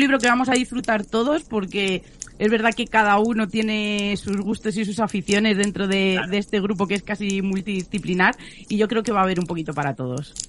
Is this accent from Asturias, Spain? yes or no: no; Extremadura, Spain; yo soy de Extremadura